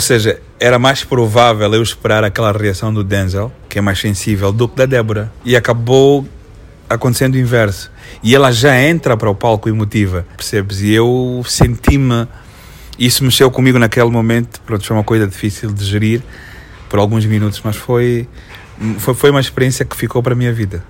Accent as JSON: {"language": "Portuguese", "town": "Lubango", "region": "Huíla", "country": "Angola", "tie": "born or raised there", "said": "Eu sou natural do Lubango, okay. São José de Sá da Bandeira, mas eu sou Conhama"}